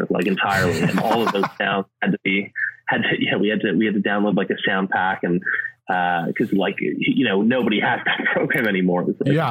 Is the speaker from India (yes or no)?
no; Canada; moved away as an adult; also born or lived in Edinburgh / London; I grew up in Canada